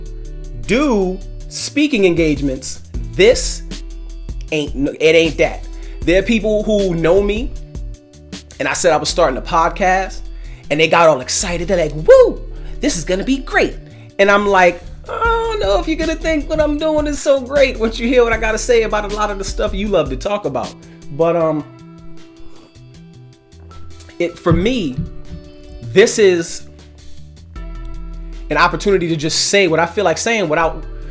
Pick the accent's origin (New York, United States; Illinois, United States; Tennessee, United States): New York, United States; New York City; I was born in Brooklyn, New York. I'm an 80s baby from Brooklyn. I was raised during a very tumultuous time in Brooklyn.